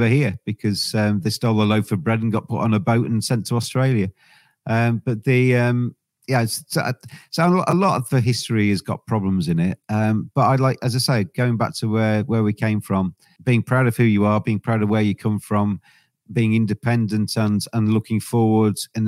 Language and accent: English; England, United Kingdom; I'm English. I'm very proud to be English